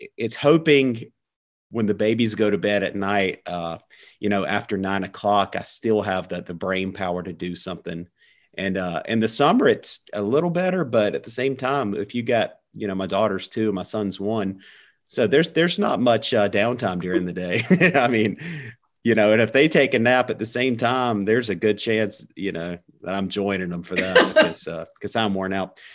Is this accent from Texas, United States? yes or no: no; central North Carolina, United States; I live 10 minutes from where I was born. Um, and I actually teach in my hometown